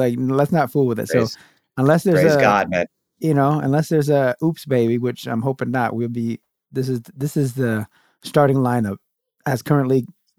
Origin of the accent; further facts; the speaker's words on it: Brockton, Massachusetts, United States; So I was born to that family. We grew up in Brockton, Massachusetts, which is a, you know, small, kind of densely populated urban area.